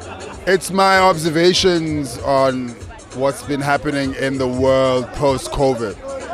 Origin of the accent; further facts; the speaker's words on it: South Africa; I am South African